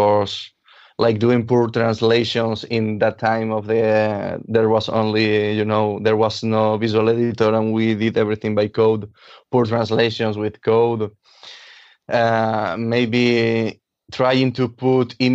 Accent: Valencia, Valencian Community, Spain; first language Catalan; English is a second language; I was born in Algiros, which is a neighborhood in here in Valencia

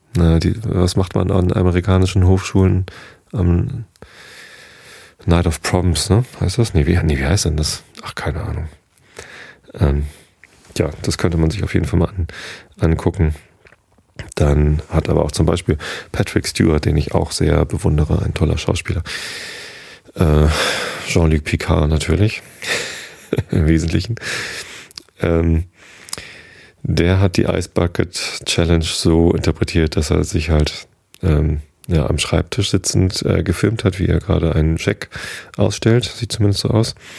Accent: Germany; hier bei uns in Deutschland

